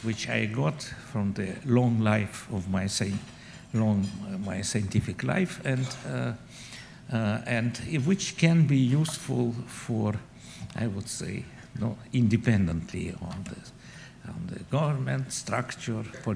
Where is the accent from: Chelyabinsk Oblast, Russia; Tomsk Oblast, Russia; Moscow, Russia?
Moscow, Russia; moved away as an adult; now in United States; I was born in Moscow and spent there most of my life. I came to the United States with my family in 91